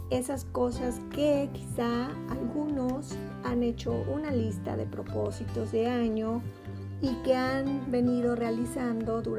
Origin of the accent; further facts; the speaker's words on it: Mexico; Yo creo que somos eh, mexicanos y que no tenemos que estar divididos